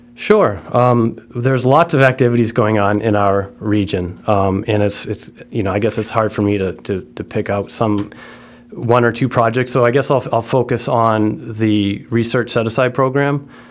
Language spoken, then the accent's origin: English; Martha's Vineyard, Massachusetts, United States; I grew up in Martha's Vineyard.